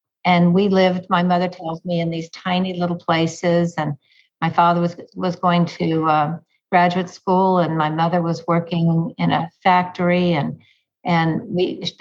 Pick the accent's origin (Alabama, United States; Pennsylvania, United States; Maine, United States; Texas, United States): Texas, United States; moved away as an adult; now in New York, United States; I grew up in Texas